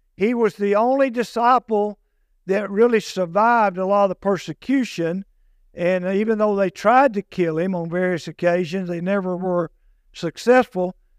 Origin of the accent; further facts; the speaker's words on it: United States; also born or lived in Morris County; here in America, I'm American, and I'm proud of that.